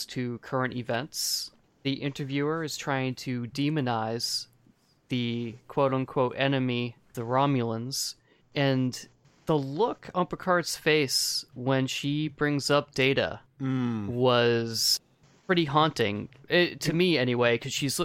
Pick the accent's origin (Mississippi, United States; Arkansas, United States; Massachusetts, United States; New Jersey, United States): Massachusetts, United States; Boston; I'm from Boston.